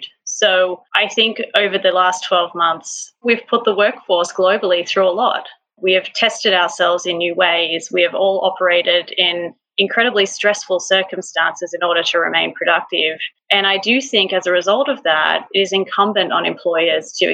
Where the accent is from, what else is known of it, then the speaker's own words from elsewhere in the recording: Australia; as an Australian